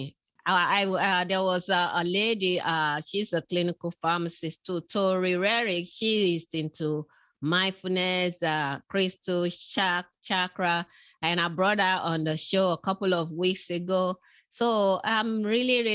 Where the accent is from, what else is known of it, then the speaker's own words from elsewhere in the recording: Nigeria; moved away; I was born in West Africa, in Nigeria, spent early childhood in that community